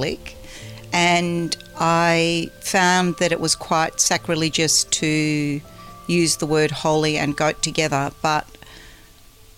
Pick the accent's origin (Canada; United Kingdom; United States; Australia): Australia; Melbourne, Victoria; grew up in Melbourne where the orchards used to be